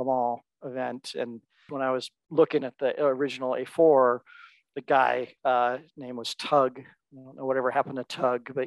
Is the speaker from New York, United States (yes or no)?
no; Seattle, Washington, United States; also born or lived in Bellingham, Washington / Chicago; born and raised in Seattle